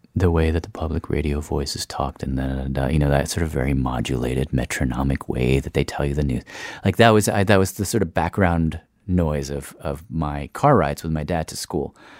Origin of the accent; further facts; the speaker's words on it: Tennessee, United States; also born or lived in Syracuse, New York / Lebanon; I grew up in Tennessee. Uh, we moved there when I was five, I think